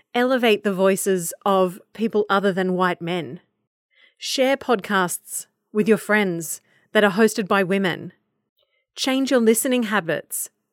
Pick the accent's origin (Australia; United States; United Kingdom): Australia; I'm an Australian and I exist in my little Australian bubble